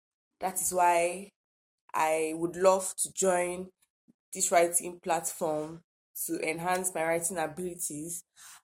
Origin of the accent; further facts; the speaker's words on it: Akwa Ibom, Nigeria; 100 level, studying nursing science, and I'm from Akwa Ibom State.